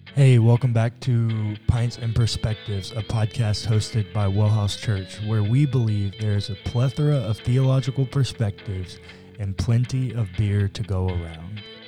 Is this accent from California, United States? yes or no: no; Texas, United States; We're from Texas